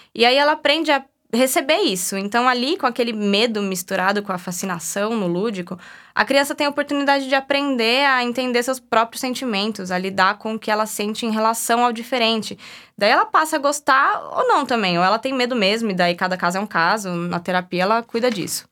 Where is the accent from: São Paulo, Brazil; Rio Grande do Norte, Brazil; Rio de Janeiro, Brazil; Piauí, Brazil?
São Paulo, Brazil; eu sou de São Paulo